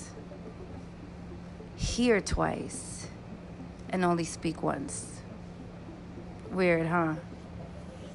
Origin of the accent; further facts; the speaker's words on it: New York City, New York, United States; moved away as an adult; being a person from the Bronx